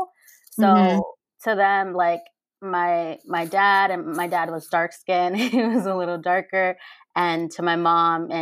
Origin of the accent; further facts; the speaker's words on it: Pennsylvania, United States; also born or lived in Mexico; I was raised in Pennsylvania. I was brought to the United States when I was 6 months old